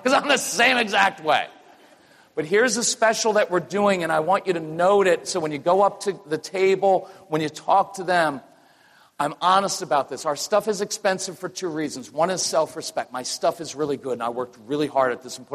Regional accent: North Carolina, United States; we're from North Carolina. I live in Wilmington now. We're North Carolinians.

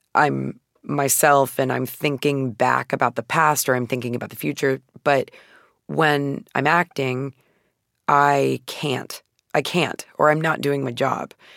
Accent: Phoenix, Arizona, United States; I'm from Phoenix, Arizona, and, uh, I was born in nineteen eighty-eight, so the majority of my childhood took place in the nineties

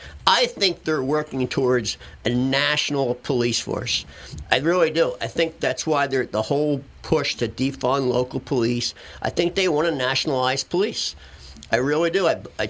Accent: Philadelphia, Pennsylvania, United States; also born or lived in Connecticut; I grew up in Philadelphia, so a lot of Philadelphia Italians would migrate up to Connecticut.

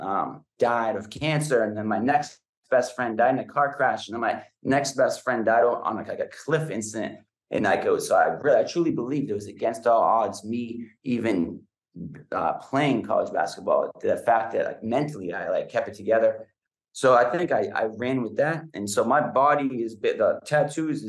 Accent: New Hampshire, United States; moved away; It's the community where I grew up. It's every day growing up in New Hampshire

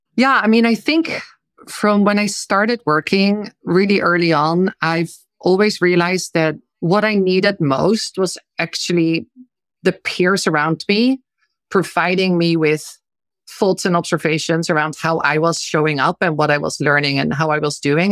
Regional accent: eastern Netherlands, Netherlands; moved away as an adult; also born or lived in China / India / Kenya; I'm from the Netherlands originally. I grew up in a relatively small town on the eastern side of our country

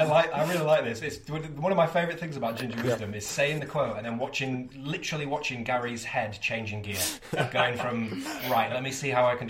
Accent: Yorkshire and the Humber, United Kingdom; And I'm from Yorkshire as well

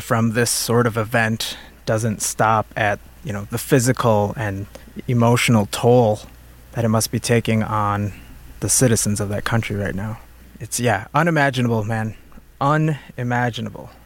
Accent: United States; as an American

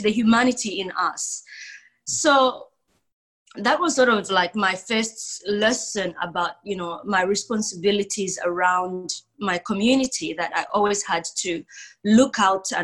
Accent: Zambia; now in Perth, Australia; I was born in Zambia in Southern Africa. And I always say this, that, you know, Zambia is the most peaceful country in Africa, never been at war. It's just beautiful. But growing up in Zambia

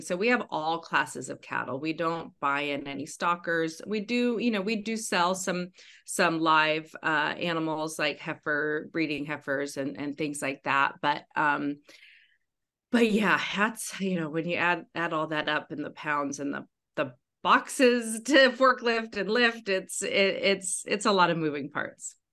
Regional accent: Western Washington, United States; my Western Washington wilderness

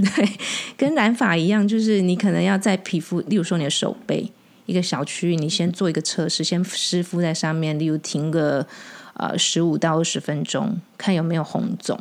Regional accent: Taiwan; 我们讲台语

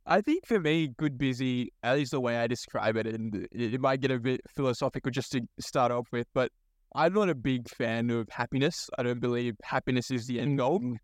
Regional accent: Sydney, New South Wales, Australia; also born or lived in Bangladesh; I was born in Bangladesh. So first gen migrant, moved to this country in 2003 with my immigrant parents. Um, and so a lot of my early childhood followed a very typical migrant story of, you know, growing up, trying to find a sense of belonging. I grew up in Western Sydney

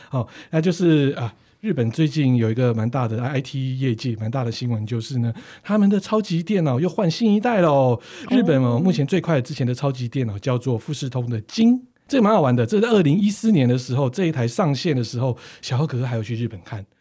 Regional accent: Taiwan; 像我们台湾说干杯就真的是全部干杯

